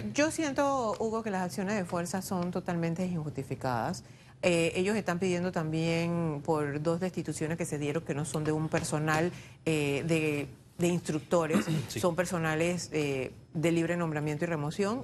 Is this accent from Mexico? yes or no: no; Panama; todos somos panameños